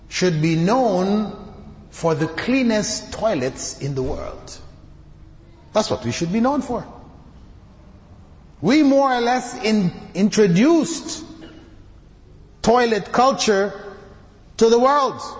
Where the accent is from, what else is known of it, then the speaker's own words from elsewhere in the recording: Canada; also born or lived in Jamaica; I came from the West. I grew up in Canada, born in Jamaica, grew up in Canada. So I lived in that society with that level of cleanliness.